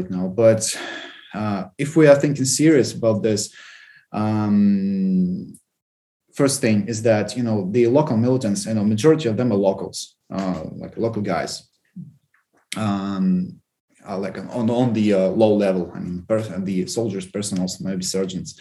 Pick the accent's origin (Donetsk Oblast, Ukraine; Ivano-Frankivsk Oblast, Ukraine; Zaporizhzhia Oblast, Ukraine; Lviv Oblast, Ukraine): Donetsk Oblast, Ukraine; Volnovakha; moved away; my hometown, Volnovakha